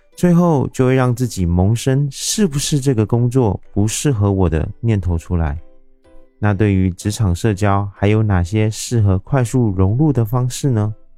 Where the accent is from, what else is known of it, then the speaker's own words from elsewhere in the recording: Taiwan; 我是一位来自台湾喜欢旅行与热爱交朋友的牙龈